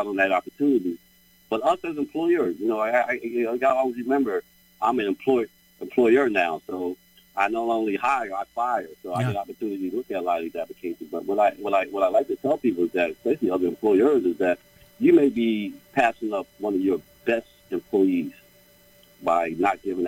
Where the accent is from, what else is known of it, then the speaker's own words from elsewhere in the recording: Trenton, New Jersey, United States; also born or lived in Asbury Park, New Jersey; I grew up in Trenton all my life